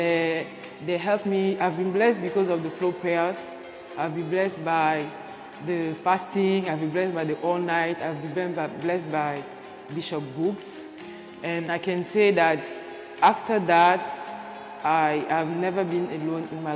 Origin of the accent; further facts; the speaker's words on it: Benin; I'm from Benin